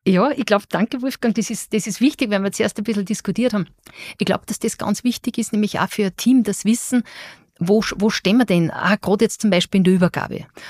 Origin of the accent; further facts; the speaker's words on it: Austria; als Österreicherin